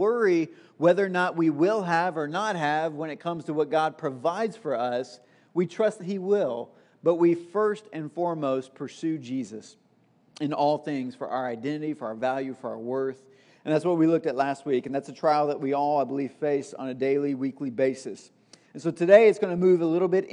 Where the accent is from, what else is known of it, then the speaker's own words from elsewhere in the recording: Tennessee, United States; moved away; I was actually back in Tennessee just for a couple of days this past week, which is where I'm from